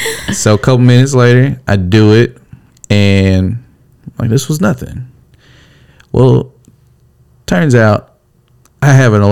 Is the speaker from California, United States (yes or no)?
yes; California, United States; So south, I came from California, right?